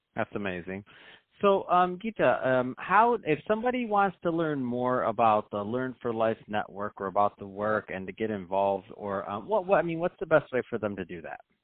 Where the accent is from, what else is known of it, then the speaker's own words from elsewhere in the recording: Michigan, United States; I'm from Michigan.